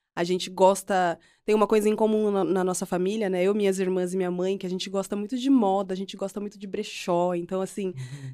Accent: Piracicaba, São Paulo, Brazil; eu cresci em nasci e uhum. cresci em Piracicaba, na né, interior de São Paulo.

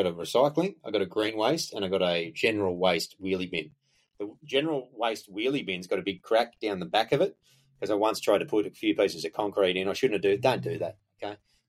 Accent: Australia; I'm as Australian as they come

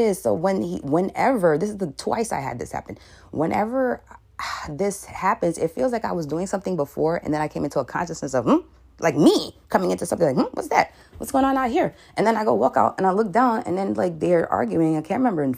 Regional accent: New York City, New York, United States; I'm from New York City

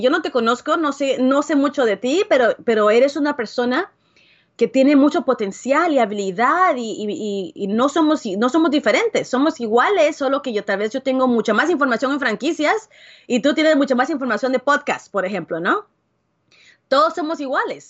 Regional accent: Guatemala; moved away; also born or lived in Dallas, Texas; Yo soy originalmente de Guatemala, pero vivía en Dallas, Texas.

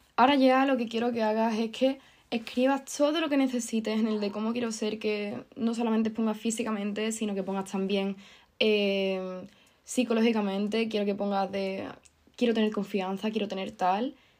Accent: Andalusia, Spain; que soy andaluza

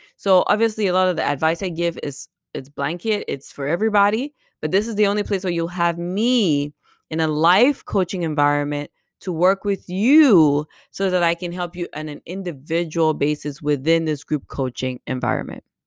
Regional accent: Cameroon; moved away as an adult; also born or lived in Caribbean; now in United States; I'm from Cameroon, and I was born and raised there

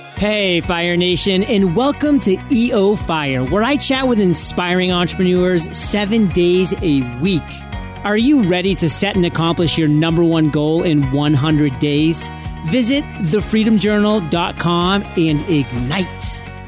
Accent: San Diego, California, United States; my hometown, San Diego

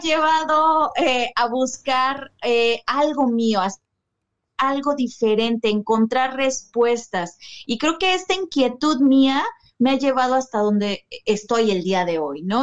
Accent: Cuernavaca, Morelos, Mexico; moved away as an adult; now in Mérida, Mexico; yo soy de México, de un de Morelos, Cuernavaca, Morelos. Actualmente justo me mudé a la ciudad de Mérida

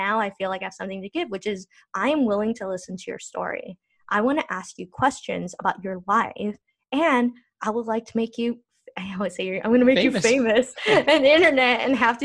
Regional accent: United States; now in Treviso, Italy; I'm Korean American

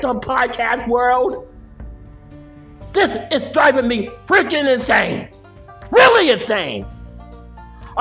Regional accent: United States; as an American citizen

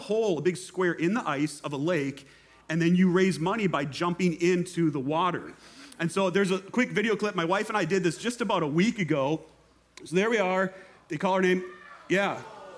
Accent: Minnesota, United States; moved away as an adult; also born or lived in Fort Myers, Florida; I'm from Minnesota, lived there my whole life, lived here for a couple of years, and then just last month moved back to Minnesota.

